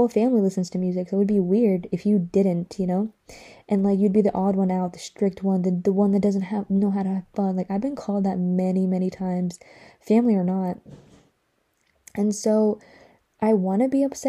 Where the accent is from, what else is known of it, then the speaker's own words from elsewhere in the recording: Atlanta, Georgia, United States; also born or lived in Iraq; So, I was raised in Atlanta because I moved here. When did I move here? When I was like 4 or 5